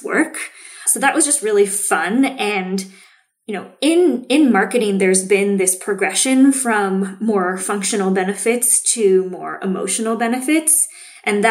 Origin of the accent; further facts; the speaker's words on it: Seattle, Washington, United States; I grew up in Seattle, grew up drinking decaf coffee before I was allowed to have caffeine